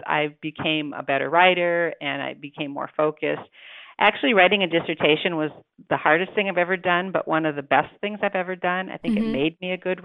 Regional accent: Detroit, Michigan, United States; also born or lived in Indiana; now in Milwaukee, United States; I'm originally from Detroit

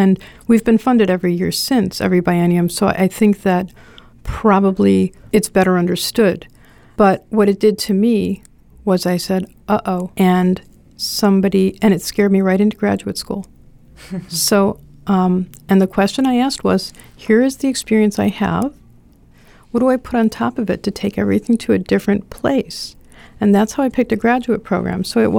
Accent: Rhinelander, Wisconsin, United States; hi, I'm from Rhinelander.

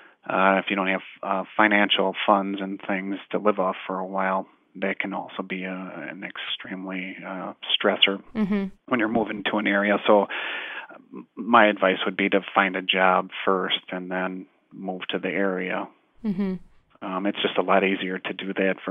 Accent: Fond du Lac, Wisconsin, United States; moved away as an adult; now in Kingman, United States; the area where I was born and raised in Fond du Lac, Wisconsin

